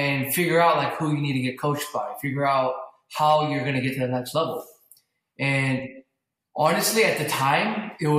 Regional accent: Los Angeles, California, United States; also born or lived in Burbank, California; I grew up in the Valley. I grew up in Northridge, and right now, currently, I live in Burbank, California.

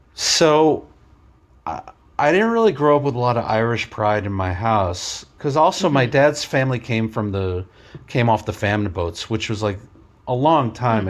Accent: New York City, New York, United States; I grew up in Queens, around a lot of Asian families

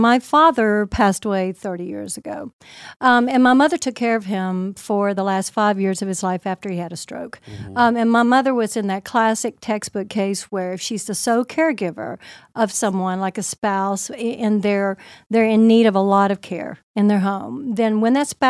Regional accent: Seoul, South Korea; I'm originally from Seoul, Korea. My dad was a colonel in the Air Force, and my mother was Korean. I was born over there, so I'm a bit of an Air Force brat.

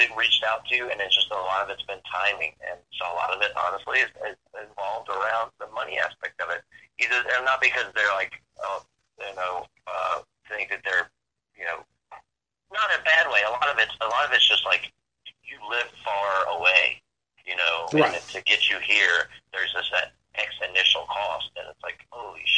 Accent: Roanoke, Virginia, United States; I grew up in Roanoke, Virginia

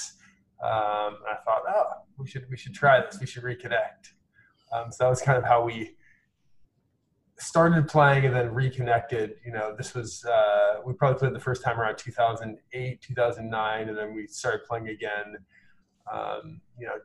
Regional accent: Ojai, California, United States; moved away as an adult; also born or lived in Bay Area / New York; I grew up in Ojai, which is just inland of Santa Barbara

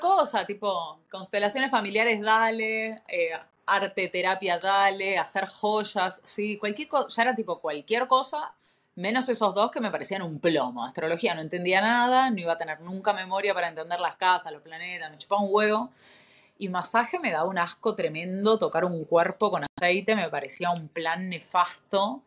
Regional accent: Buenos Aires, Argentina; moved away as an adult; also born or lived in Chile / Brazil / Europe; nacida en Buenos Aires hace 37 años.

